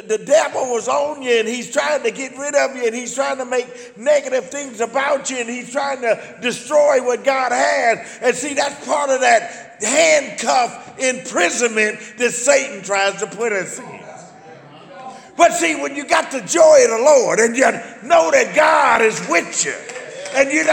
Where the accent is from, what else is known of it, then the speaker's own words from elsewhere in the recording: United States; I knew I was an American